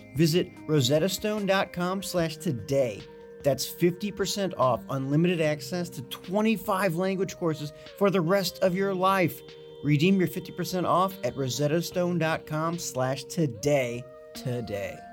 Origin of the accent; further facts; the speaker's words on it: Alton, Illinois, United States; moved away as an adult; I grew up in Alton, um, Illinois for, I mean, first eighteen years of my life